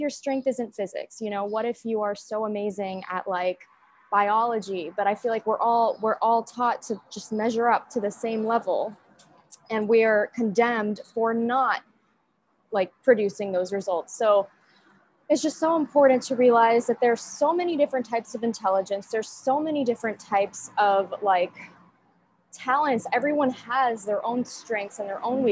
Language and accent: English; United States; I'm from the United States.